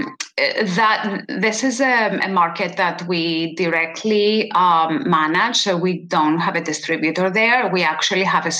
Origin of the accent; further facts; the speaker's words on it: Greece; moved away; I was born in Greece